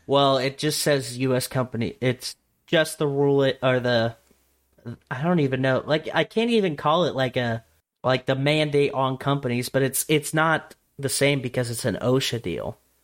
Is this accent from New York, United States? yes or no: no; Nebraska, United States; born or raised there